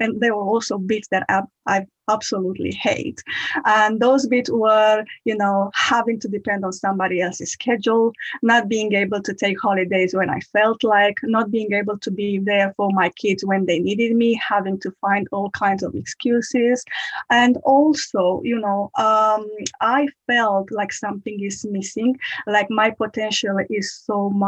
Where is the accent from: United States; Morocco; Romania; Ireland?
Romania; moved away as an adult; now in United Kingdom; I'm originally from Romania. I moved into the UK in 2015.